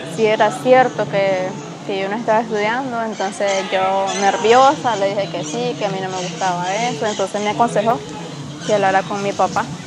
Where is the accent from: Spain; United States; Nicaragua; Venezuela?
Nicaragua; Masaya; soy originaria de Masaya